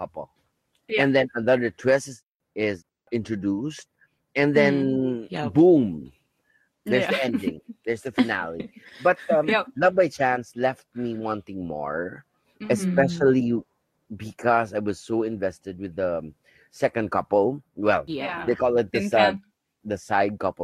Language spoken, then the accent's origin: English; Philippines; I'm from the Philippines